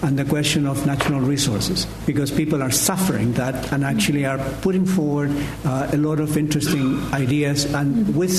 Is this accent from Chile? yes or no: yes; Chile; moved away; I come from Chile